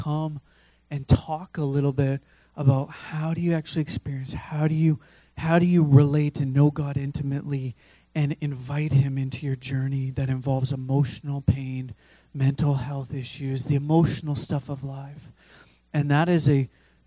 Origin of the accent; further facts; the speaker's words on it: Fraser Valley, British Columbia, Canada; I grew up in the Fraser Valley